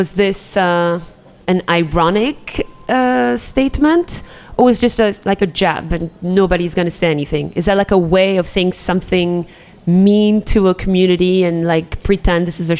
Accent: Yemen; Well, you could have been like, well, we invented coffee. I'm from Yemen.

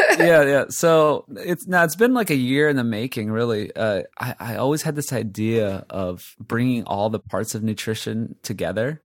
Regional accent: Hawaii, United States; I'm from Hawaii, right? I grew up, born and raised in Hawaii.

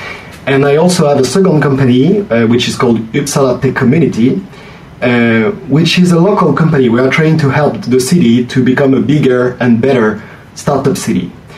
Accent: France; English is a second language; Oh, I'm French.

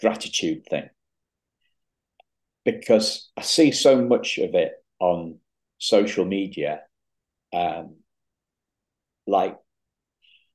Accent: United Kingdom; as a Brit

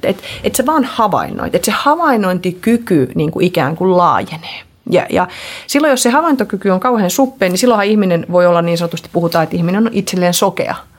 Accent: Finland; also born or lived in Sweden; kun me muutettiin sieltä Ruotsista Suomeen, niin sitten mä olin, olin yhdeksänvuotiaana taas Suomesta

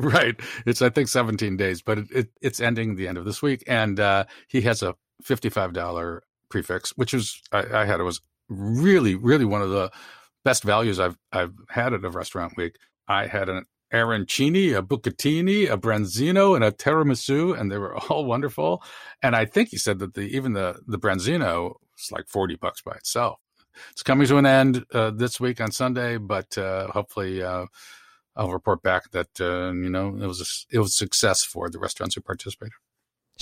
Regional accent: Chicago, Illinois, United States; When I was growing up in Chicago

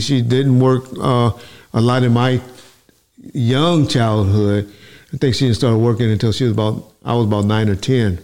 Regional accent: Compton, California, United States; I'm from Compton, California

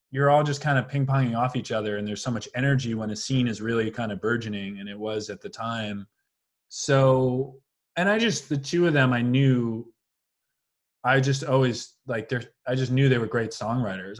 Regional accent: Long Island, New York, United States; moved away as an adult; also born or lived in Brooklyn, New York; now in Los Angeles, United States; I grew up on Long Island.

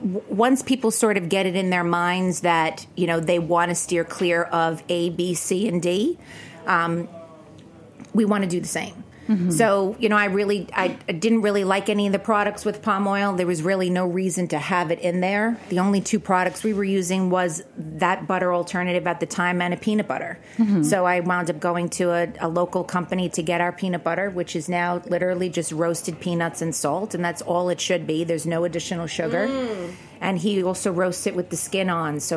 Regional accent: New York City, New York, United States; growing up in Brooklyn

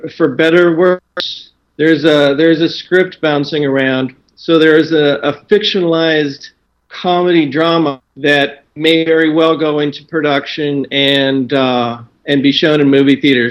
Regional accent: Illinois, United States; I grew up in Illinois.

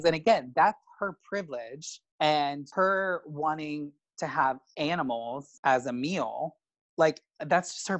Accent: Midwest, United States; now in Los Angeles, United States; I'm from the Midwest

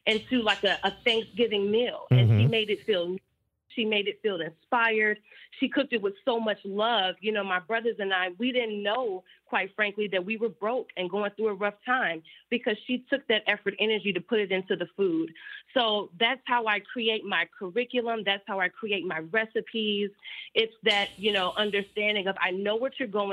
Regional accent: Chicago, Illinois, United States; a fellow Chicago native, the FLOTUS, our forever FLOTUS, she, you know, saw the work that I was doing in the community of Chicago, my hometown

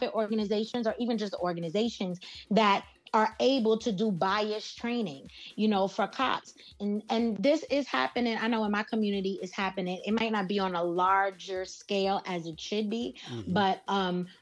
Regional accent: New York City, New York, United States; I was born and raised here in New York

